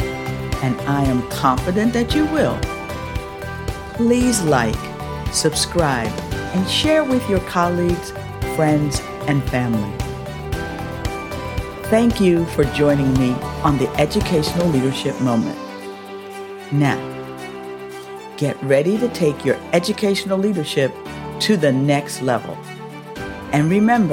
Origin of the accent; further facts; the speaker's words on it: near Philadelphia, Pennsylvania, United States; Being born and raised near Philadelphia